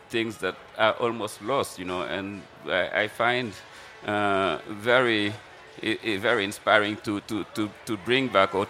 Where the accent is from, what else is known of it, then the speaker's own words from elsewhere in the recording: Senegal; moved away as an adult; now in New York, United States; I'm used to good food growing up in Senegal